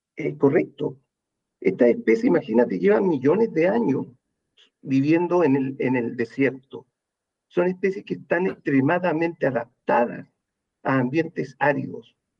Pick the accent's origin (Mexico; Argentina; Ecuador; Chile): Chile; Los chilenos